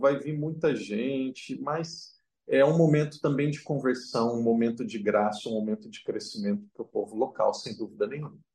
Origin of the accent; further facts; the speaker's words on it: Brazil; first language Portuguese; moved away as an adult; now in Macau; eu posso falar como brasileiro